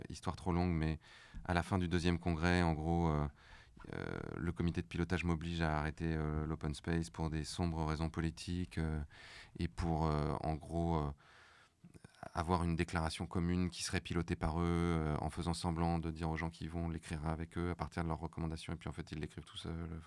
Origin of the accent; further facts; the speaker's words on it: Morocco; j'ai grandi au Maroc.